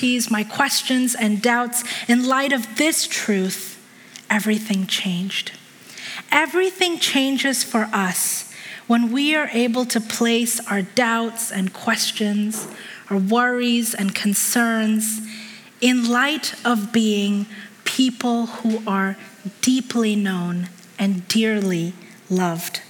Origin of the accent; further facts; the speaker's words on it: Hong Kong; moved away; I was a little kid growing up in Hong Kong.